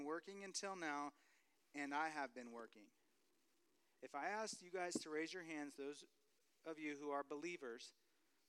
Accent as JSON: {"language": "English", "region": "California", "country": "United States", "moved": "yes", "said": "I'm from California"}